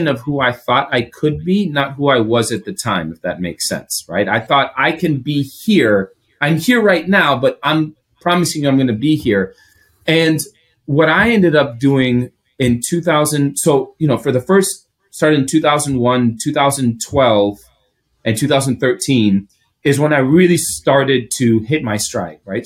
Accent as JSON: {"language": "English", "country": "Greece", "also_born_or_lived": "Chicago, United States", "first_language": "Greek", "second_language": "English", "moved": "yes", "lives_now": "United States", "said": "I'm Greek. That's my home, right? That's my first language. It's my native tongue."}